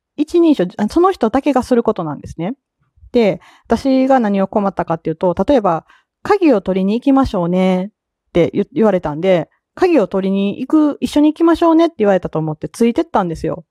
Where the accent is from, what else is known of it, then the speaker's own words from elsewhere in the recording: Kansai, Japan; accent: Kansai dialect; 言うて私関西人の日和なんですが